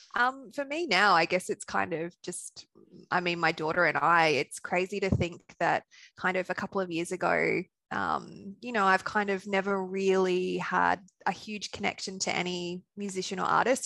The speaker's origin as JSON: {"language": "English", "country": "Australia", "also_born_or_lived": "Sunshine Coast, Queensland / Brisbane", "accent": "Australian", "said": "from my accent, you could tell I'm Australian"}